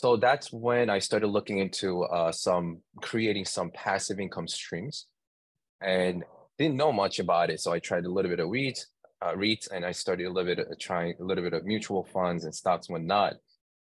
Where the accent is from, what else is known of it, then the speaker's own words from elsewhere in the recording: New York, United States; I'm from New York